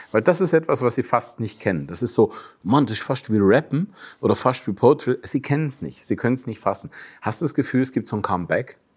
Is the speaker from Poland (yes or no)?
no; Germany; als Deutscher